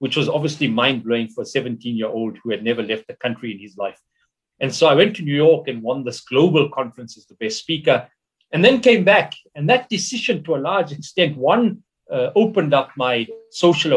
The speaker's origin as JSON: {"language": "English", "town": "Emalahleni", "region": "Mpumalanga", "country": "South Africa", "tie": "born or raised there", "said": "we grew up in Linville, which was this township"}